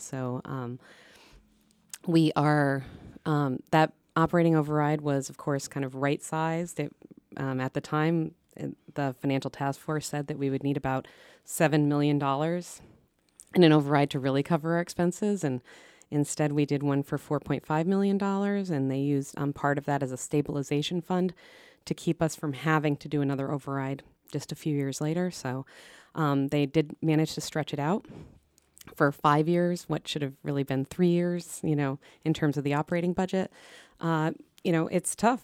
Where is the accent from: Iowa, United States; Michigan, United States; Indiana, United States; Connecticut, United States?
Connecticut, United States; Eastern; also born or lived in Minnesota; now in Belmont, United States; I grew up in Eastern Connecticut.